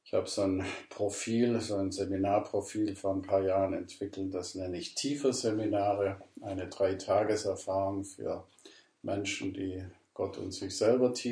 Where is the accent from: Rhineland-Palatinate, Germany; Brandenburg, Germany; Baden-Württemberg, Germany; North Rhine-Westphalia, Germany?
Baden-Württemberg, Germany; Ravensburg; moved away; also born or lived in Burgwedel; Ich komme ursprünglich aus Ravensburg, Süddeutschland. Hört man ja auch an meinem Akzent.